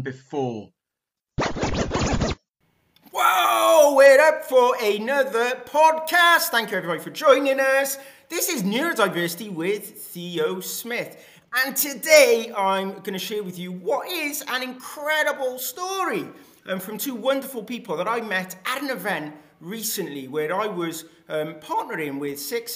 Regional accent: Wales, United Kingdom; me being a Welsh boy

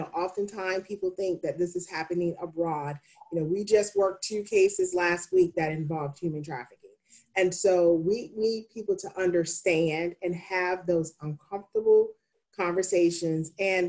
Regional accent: the South, United States; I grew up in the South and that's how I was raised.

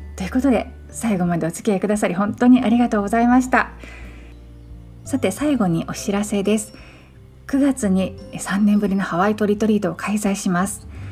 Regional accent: Kyoto, Japan; moved away as an adult; now in Hawaii, United States; 私の実家のある京都

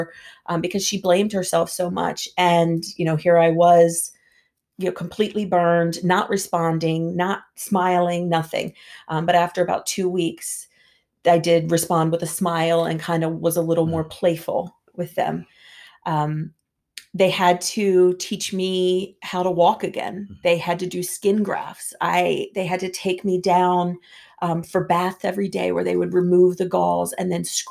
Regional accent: Hyattsville, Maryland, United States; also born or lived in Washington, D.C.; I was born in Washington, D.C. We actually lived in Hyattsville, Maryland, which was about 5 minutes outside of the D.C. line

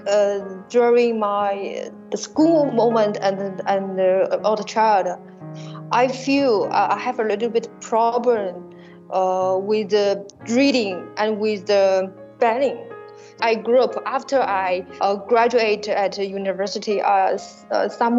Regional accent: Shanghai, China; I was born in Shanghai. I'm a Shanghainese.

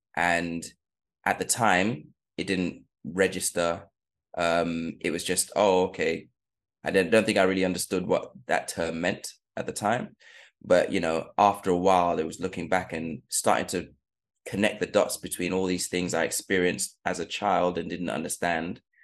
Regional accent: United Kingdom; also born or lived in Sierra Leone; I was born in 1985 and we moved to UK when my mum was doing her PhD. And that was about 1990

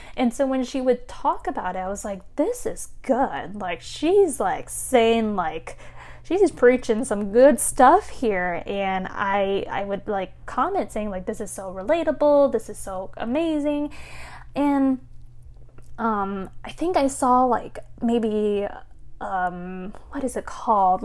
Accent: United States; my fellow Asian Americans as well, because, again, growing up as Asian American

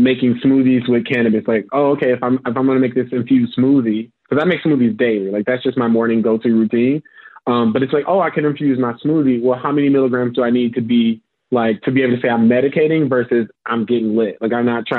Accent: St. Louis, Missouri, United States; now in Chicago, United States; I'm originally from Missouri, St. Louis, Missouri

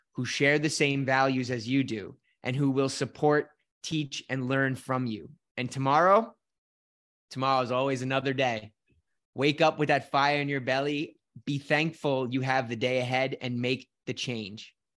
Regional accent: Scotland, United Kingdom; accent: Scottish; My little Scottish accent

